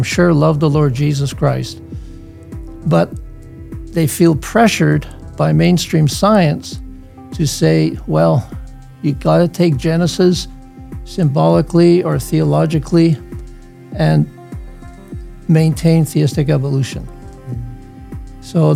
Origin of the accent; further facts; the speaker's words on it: Netherlands; moved away; also born or lived in Hamilton, Canada; I was born in the Netherlands in 1946